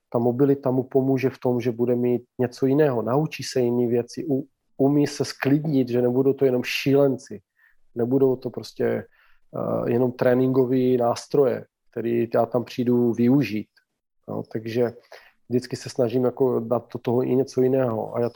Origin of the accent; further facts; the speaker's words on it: Slovakia; Czech is a second language; já jsem původem Slovák, ano, kdo by to nevěděl.